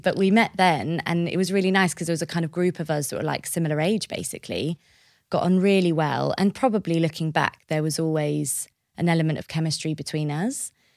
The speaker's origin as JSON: {"language": "English", "town": "Bishop's Stortford", "region": "East of England", "country": "United Kingdom", "tie": "born or raised there", "also_born_or_lived": "Paris, France", "said": "I grew up on the border of Hertfordshire and Essex in a town called Bishop Stortford"}